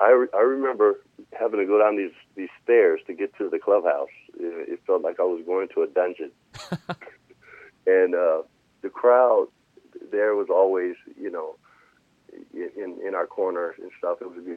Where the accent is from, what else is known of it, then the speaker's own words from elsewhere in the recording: Oakland, California, United States; And I watched him growing up in Oakland playing ball.